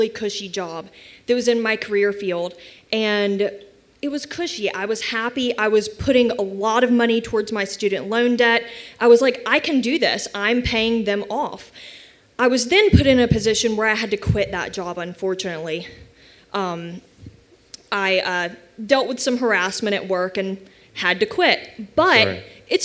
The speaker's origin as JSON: {"language": "English", "town": "Auburn", "region": "Alabama", "country": "United States", "moved": "as an adult", "lives_now": "Birmingham, United States", "said": "I am originally from Auburn, but I've been in Birmingham for about 6 years now."}